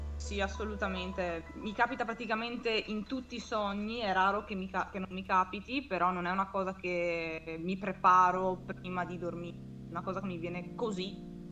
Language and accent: Italian; Verona, Veneto, Italy; ho 23 anni, sono di Verona